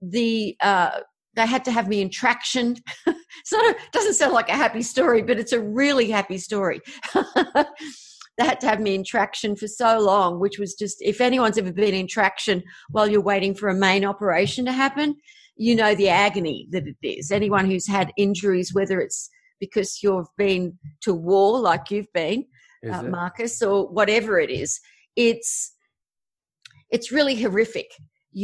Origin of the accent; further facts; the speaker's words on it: Australia; obviously I'm Australian.